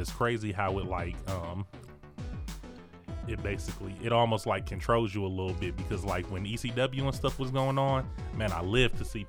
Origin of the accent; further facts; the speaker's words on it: Detroit, Michigan, United States; moved away as an adult; now in Arizona, United States; I'm from Detroit.